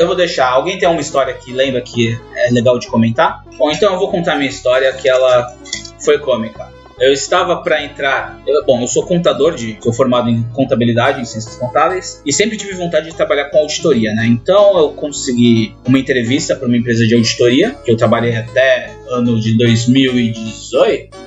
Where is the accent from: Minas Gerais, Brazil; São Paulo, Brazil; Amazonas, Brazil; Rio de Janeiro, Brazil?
São Paulo, Brazil; Santos; nós somos de Santos, somos Caiçara